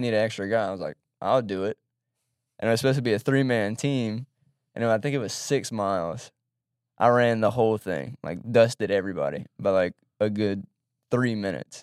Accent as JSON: {"language": "English", "town": "Baton Rouge", "region": "Louisiana", "country": "United States", "tie": "born or raised there", "also_born_or_lived": "Monroe, Louisiana", "said": "from Baton Rouge, grew up in Baton Rouge"}